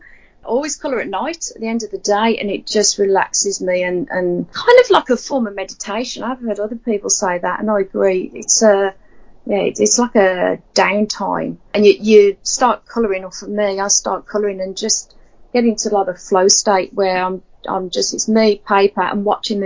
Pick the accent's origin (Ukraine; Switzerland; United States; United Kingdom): United Kingdom; Birmingham, West Midlands; accent: Birmingham; moved away as an adult; now in Australia; I was originally from Birmingham in the UK. And those English people listening to this would be able to tell the Birmingham accent, because you'd never get rid of it